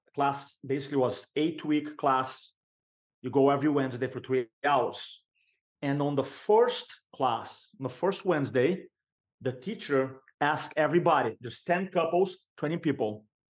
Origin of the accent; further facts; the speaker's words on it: Brazil; English is a second language; moved away as an adult; now in United States; I'm American now, American citizen, but I came from Brazil, I grew up in Brazil